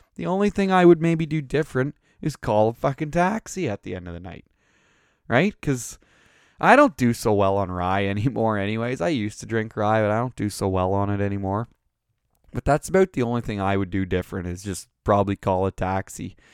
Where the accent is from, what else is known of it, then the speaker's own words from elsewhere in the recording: Canada; We're Canadian